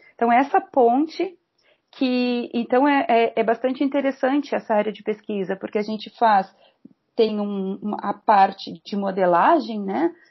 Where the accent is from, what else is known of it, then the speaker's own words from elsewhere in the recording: Pelotas, Rio Grande do Sul, Brazil; moved away as an adult; also born or lived in Rio de Janeiro; now in Porto Alegre, Brazil; nasci em Pelotas, no Rio Grande do Sul, bem no extremo sul do Rio Grande do Sul